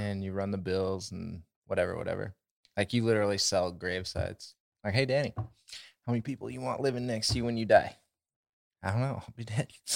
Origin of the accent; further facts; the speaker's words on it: Havre, Montana, United States; we're from North Central Montana.